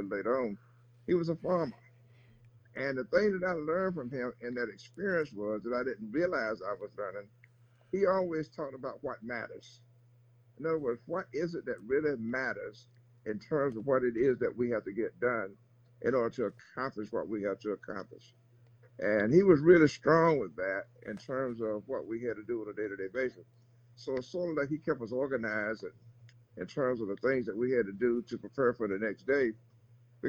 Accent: North Carolina, United States; also born or lived in Greensboro, North Carolina; I'm from North Carolina.

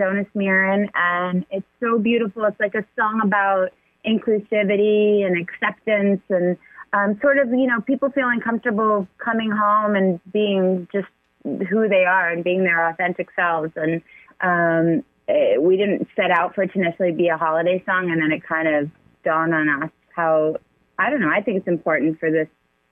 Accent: Long Island, New York, United States; now in Los Angeles, United States; I grew up in Long Island, so my parents would take us in all the time to see a show

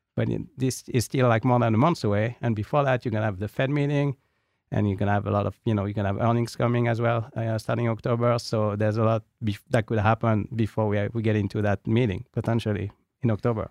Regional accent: France; accent: French; also born or lived in United Kingdom; now in United States; with my French accent

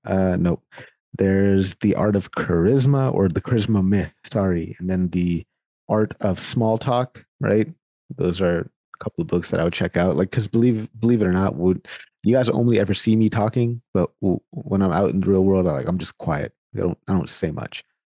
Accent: Sacramento, California, United States; now in Winnipeg, Canada; I'm born and raised in Sacramento. Sacramento, California is where I am from.

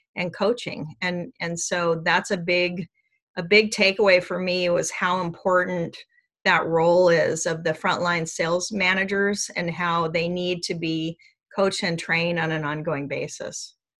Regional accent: Seattle, Washington, United States; I grew up in Seattle

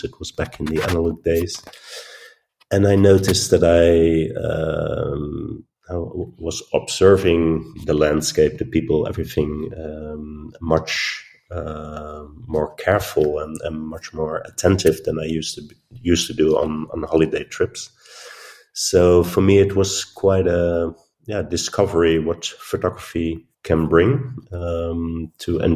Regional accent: Netherlands; now in Arnhem, Netherlands; I'm from the Netherlands, born and raised on the coast in a little town. I moved to Arnhem, which is close to the German border, and I live there now for 20 years

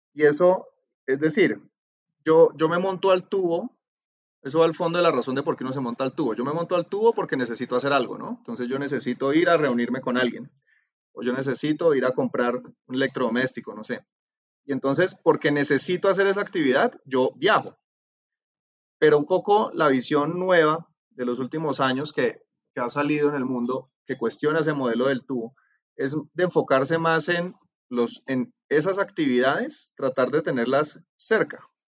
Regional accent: Cali, Valle del Cauca, Colombia; moved away; also born or lived in California; yo soy de Cali, obviamente por el acento

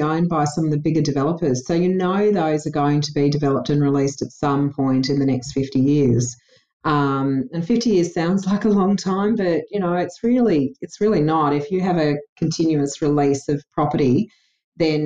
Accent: New South Wales, Australia; now in Brisbane, Australia; I was born in New South Wales

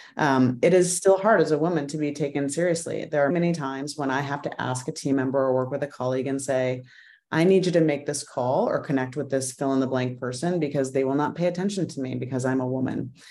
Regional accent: Idaho, United States; moved away as an adult; also born or lived in Arizona; now in Washington, D.C., United States; I grew up mostly in Idaho, bouncing from one small Western mountain town to another.

